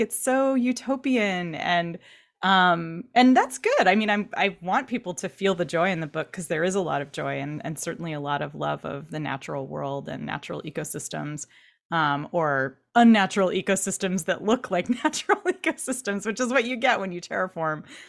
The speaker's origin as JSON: {"language": "English", "town": "Irvine", "region": "California", "country": "United States", "tie": "born or raised there", "said": "I grew up in Orange County in Irvine"}